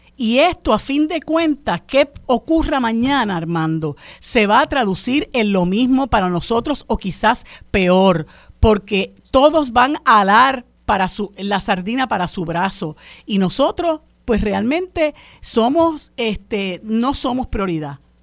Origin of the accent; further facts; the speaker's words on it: Puerto Rico; todos como puertorriqueños